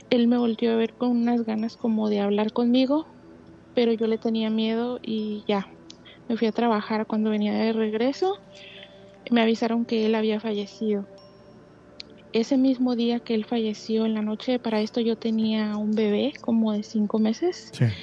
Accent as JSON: {"language": "Spanish", "town": "Cuernavaca", "region": "Morelos", "country": "Mexico", "lives_now": "United States", "said": "De Cuernavaca, Morelos."}